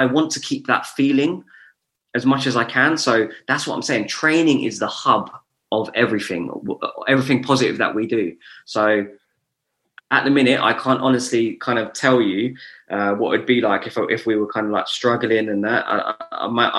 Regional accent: Luton, East of England, United Kingdom; also born or lived in Bedford; being born and bred in Luton

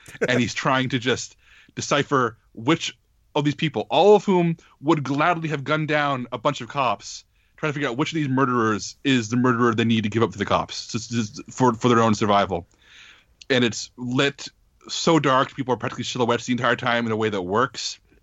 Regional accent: United States; as an American

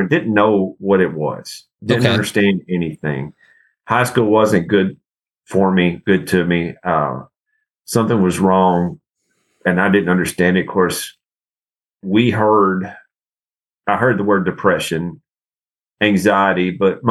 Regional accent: Bon Aqua, Tennessee, United States; It's in Hickman County. I grew up in that area

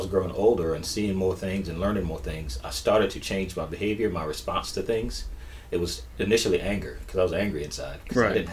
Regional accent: Sumter, South Carolina, United States; moved away as an adult; So I'm originally from Sumter, South Carolina.

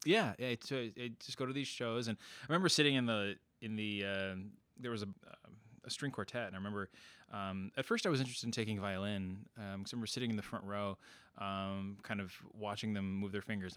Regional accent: Princeton, Illinois, United States; moved away; my hometown in Princeton, Illinois

